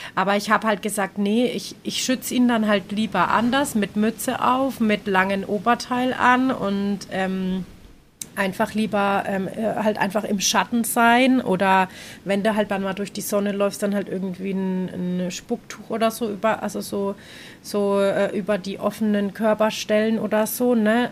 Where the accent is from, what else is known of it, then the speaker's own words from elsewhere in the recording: Germany; now in Nicaragua; bei uns in Deutschland